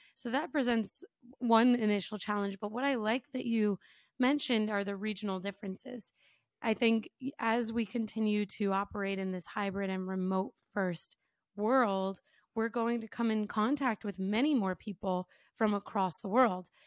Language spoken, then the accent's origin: English; United States; me as an American